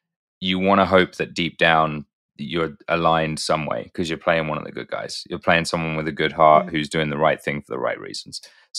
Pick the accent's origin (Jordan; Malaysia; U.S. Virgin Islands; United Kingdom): United Kingdom; That's better than my British accent, and I'm British.